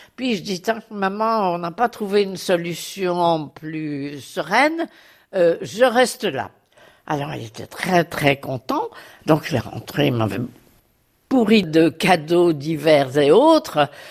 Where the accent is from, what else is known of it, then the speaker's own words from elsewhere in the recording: Belgium; now in Paris, France; Je suis belge d'origine, j'ai épousé un Français